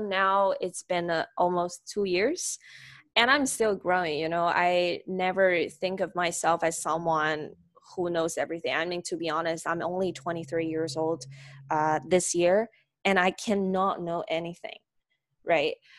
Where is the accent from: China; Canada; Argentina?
China; Nanjing, Jiangsu; I'm a native, uh, Chinese. I born in China. Uh, my hometown is Nanjing